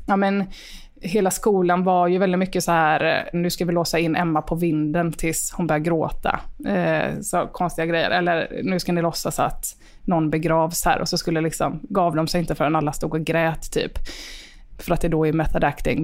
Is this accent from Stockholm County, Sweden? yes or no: no; Rolfstorp, Halland County, Sweden; also born or lived in Varberg; sen så flyttade vi ganska snabbt till Rolfstorp då, där jag är uppvuxen